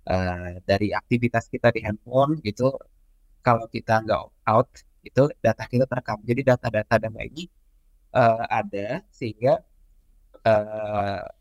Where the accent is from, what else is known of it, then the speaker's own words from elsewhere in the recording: East Kalimantan, Indonesia; asli saya itu dari Kalimantan dari daerah Kutai Barat uh, agak ujung tengah pulau Kalimantan gitu ya